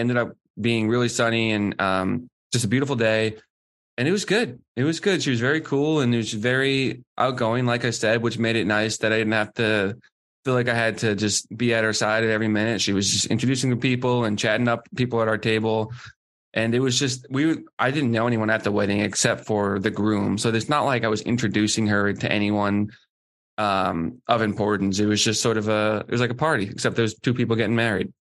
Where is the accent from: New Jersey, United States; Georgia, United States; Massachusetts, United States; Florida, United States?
Massachusetts, United States; Boston; my hometown team